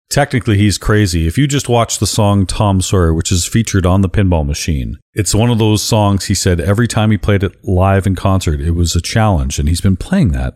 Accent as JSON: {"language": "English", "country": "Canada", "said": "being Canadian"}